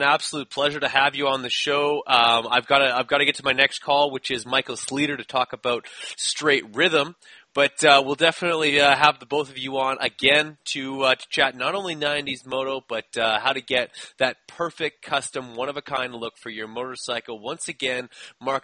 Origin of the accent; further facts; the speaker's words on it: Canada; I'm from Canada